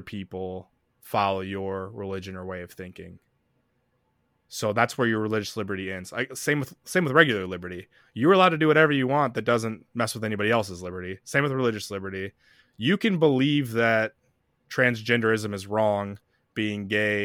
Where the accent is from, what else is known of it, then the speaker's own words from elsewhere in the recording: the South, United States; we're both from the South.